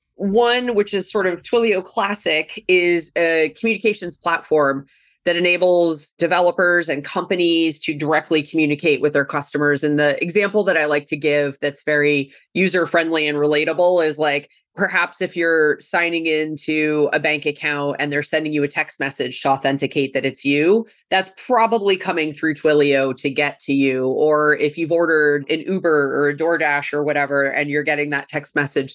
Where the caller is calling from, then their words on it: California, United States; Joining you from the peninsula, just south of San Francisco, over the Zoom webs.